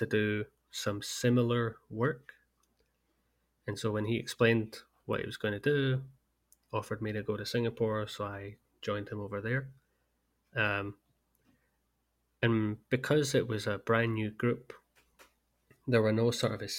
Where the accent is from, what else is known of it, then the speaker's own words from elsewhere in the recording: Scotland, United Kingdom; being Scottish myself